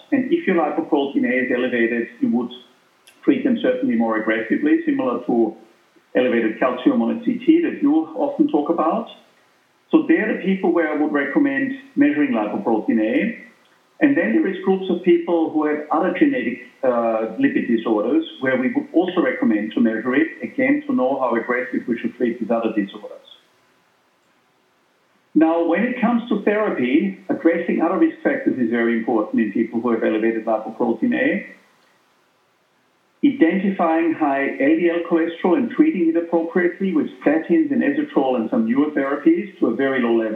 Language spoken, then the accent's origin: English; Austria; moved away; I'm from Austria, as you know, originally